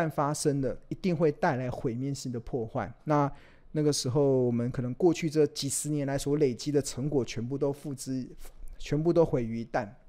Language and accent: Chinese; Taiwan; born there; 我们生在台湾，我们我们也不会移民到国外去。